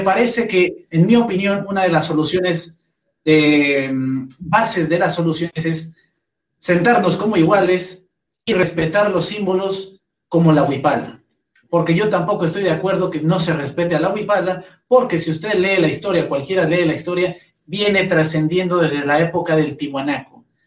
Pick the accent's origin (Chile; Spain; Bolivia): Bolivia; Como boliviano que soy